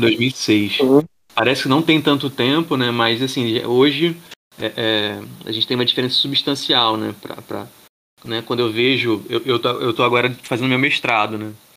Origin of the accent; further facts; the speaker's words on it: Niterói, Rio de Janeiro, Brazil; also born or lived in Bahia; sou de Niterói.